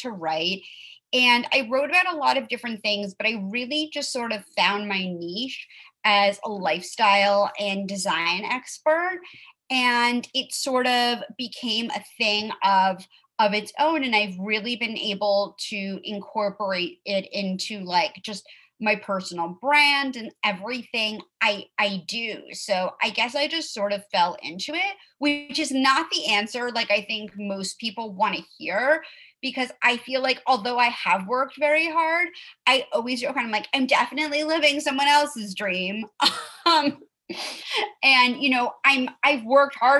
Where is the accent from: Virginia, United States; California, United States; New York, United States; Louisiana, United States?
New York, United States; New York City; now in Los Angeles, United States; I grew up in Manhattan